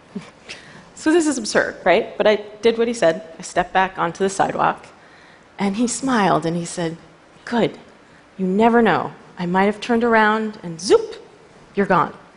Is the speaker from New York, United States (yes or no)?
yes; New York City, New York, United States; I'm a New Yorker